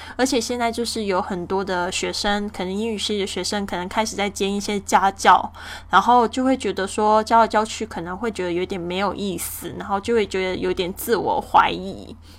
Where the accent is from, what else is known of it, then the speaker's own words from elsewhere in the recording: Kaohsiung, Taiwan; 我家乡的这个高雄的